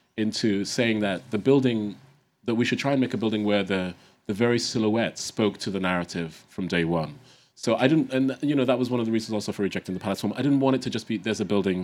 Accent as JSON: {"language": "English", "country": "Ghana", "tie": "born or raised there", "said": "growing up in Ghana and the continent."}